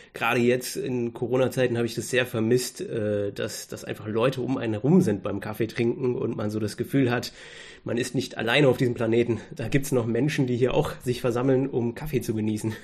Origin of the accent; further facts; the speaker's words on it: Germany; selbst als Deutscher